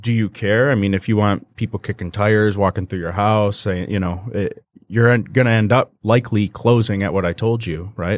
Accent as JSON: {"language": "English", "town": "Fraser", "region": "Michigan", "country": "United States", "tie": "born or raised there", "said": "Fraser where, where I grew up"}